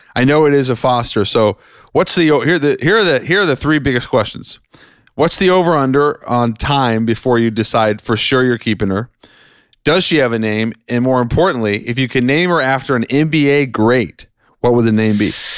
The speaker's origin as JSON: {"language": "English", "town": "Seattle", "region": "Washington", "country": "United States", "tie": "born or raised there", "moved": "yes", "lives_now": "Long Island, United States", "said": "my home state, Washington, Seattle"}